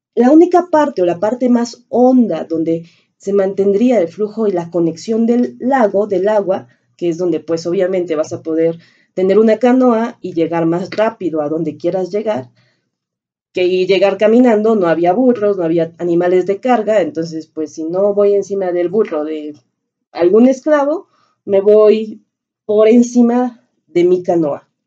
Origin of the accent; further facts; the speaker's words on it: Mexico City, Mexico; como mexicanos y más como chilangos, más como chilangos, porque haber nacido aquí